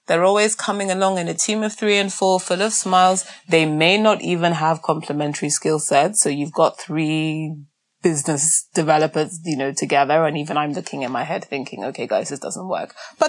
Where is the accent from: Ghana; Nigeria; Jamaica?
Nigeria; In our continent of scarcity as a Nigerian where there's never enough even water and electricity